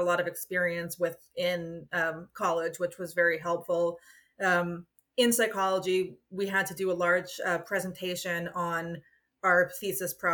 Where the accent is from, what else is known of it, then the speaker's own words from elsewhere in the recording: United States; accent: American; my American accent